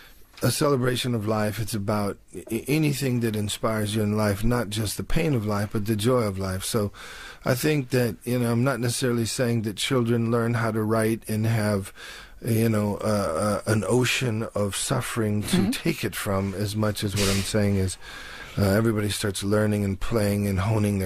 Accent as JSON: {"language": "English", "town": "Detroit", "region": "Michigan", "country": "United States", "tie": "born or raised there", "said": "in Detroit, everybody had come out of the Deep South to work in the steel mills. And so in my neighborhood, it was all Delta people from the Deep South."}